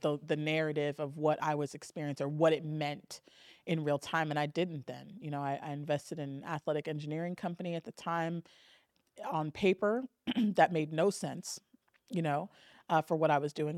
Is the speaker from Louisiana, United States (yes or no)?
no; Southern California, United States; born and raised in Southern California